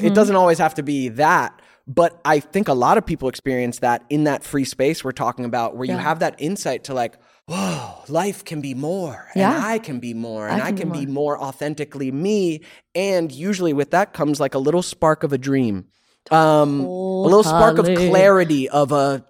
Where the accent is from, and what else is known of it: Georgia, United States